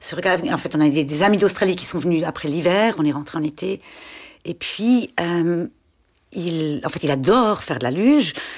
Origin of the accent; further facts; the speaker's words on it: Schaffhausen, Switzerland; J'ai grandi euh, en Suisse allemande, à Schaffhouse